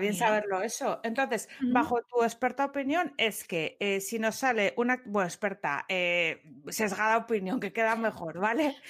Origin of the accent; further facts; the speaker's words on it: Asturias, Spain; Como yo asturiana